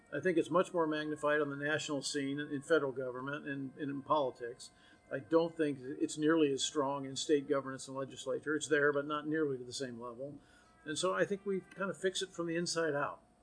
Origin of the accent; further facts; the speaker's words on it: Austin, Texas, United States; now in College Station, United States; I'm from Austin, it's my hometown. I went to high school there